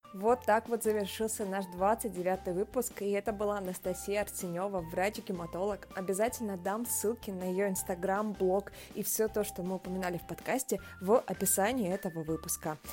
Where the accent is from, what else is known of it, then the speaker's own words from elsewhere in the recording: Novorossiysk, Krasnodar Krai, Russia; Я из Новороссийска, из Краснодарского края.